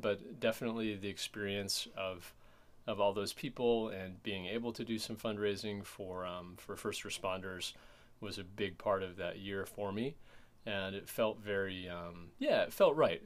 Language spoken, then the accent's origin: English; Michigan, United States; moved away; also born or lived in Chicago; my hometown in Michigan